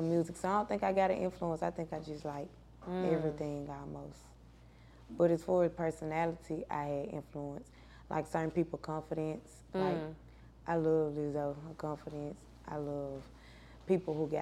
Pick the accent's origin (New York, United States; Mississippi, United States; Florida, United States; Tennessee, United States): Tennessee, United States; Memphis; I grew up in Memphis